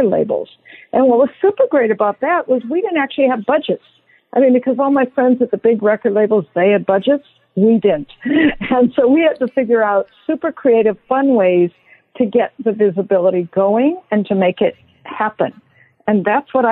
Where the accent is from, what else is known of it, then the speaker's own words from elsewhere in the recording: Detroit, Michigan, United States; also born or lived in San Francisco Bay Area, California; now in Bay Area, United States; I am from Detroit originally, and I live now in the Bay Area